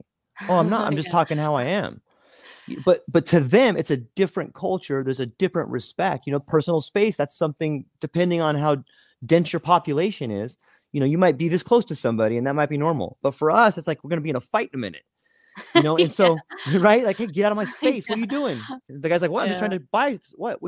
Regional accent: California, United States; now in Hawaii, United States; I grew up in Southern California, and it was not. There wasn't a whole lot of diversity.

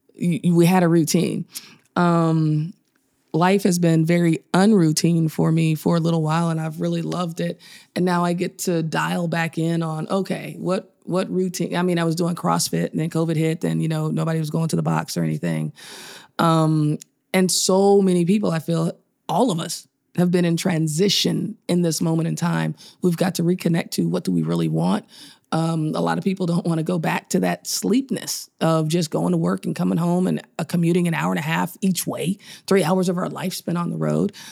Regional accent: Chicago, Illinois, United States; I was born in Chicago

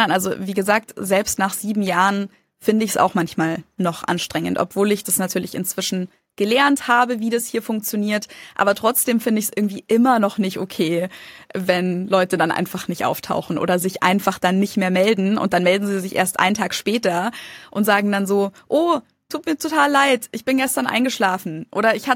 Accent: Germany; Und ich als Deutsche

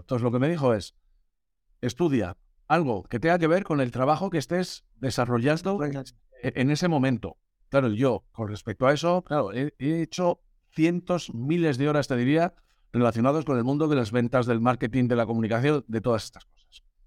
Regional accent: Burgos, Castile and León, Spain; moved away as an adult; also born or lived in Germany / Galicia; nací en Alemania, me mandaron a Burgos cuando tenía dos años

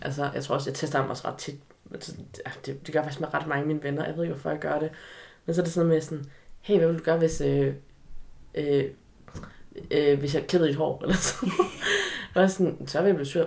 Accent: Aarhus, Central Denmark Region, Denmark; also born or lived in China; jeg var opvokset i Aarhus, og nærmere betegnet Aarhus Vest, Aarhus V.

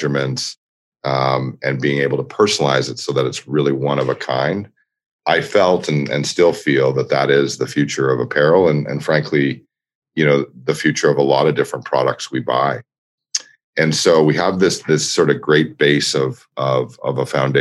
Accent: Toronto, Ontario, Canada; moved away as an adult; also born or lived in New York; in my hometown of Toronto

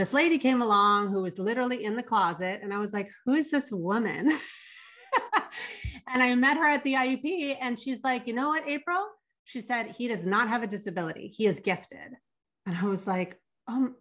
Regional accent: Los Angeles, California, United States; my hometown is Los Angeles, California

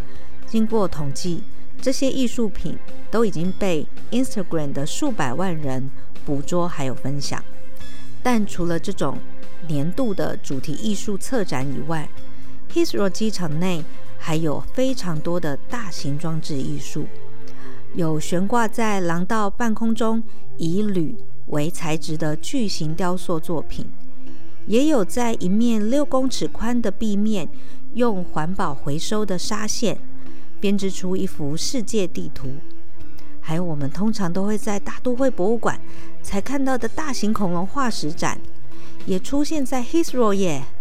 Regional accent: Taipei, Taiwan; 以前在南部念书嘛，那我有一个好朋友是美浓人，他就送了一把美浓的油纸伞给我这位从天龙国来的

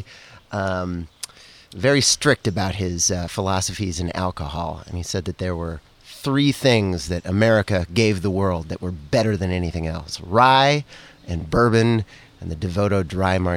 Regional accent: Missoula, Montana, United States; I grew up in Missoula, Montana

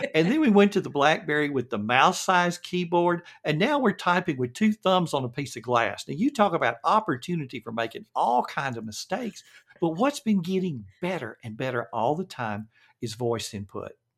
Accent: the South, United States; accent: Southern; understand my Southern accent

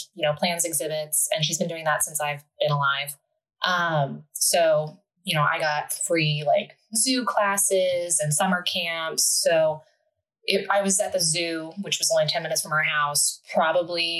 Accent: Delaware, Ohio, United States; I grew up pretty close to where I'm currently living. I'm from Delaware, Ohio, which is right outside of Columbus

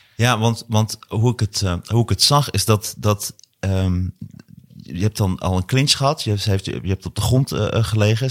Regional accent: Hattem, Gelderland, Netherlands; also born or lived in Zwolle; wij woonden in Hattem. Eh, ik kom uit Hattem en Zwolle

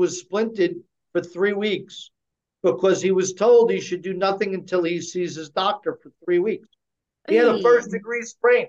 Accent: United States; We, as American people

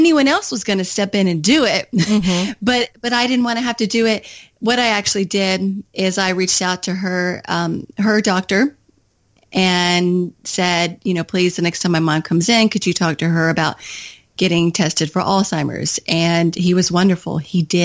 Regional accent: Kentucky, United States; moved away as an adult; also born or lived in Washington, D.C.; I had just moved back from Washington, D.C. to my home state of Kentucky

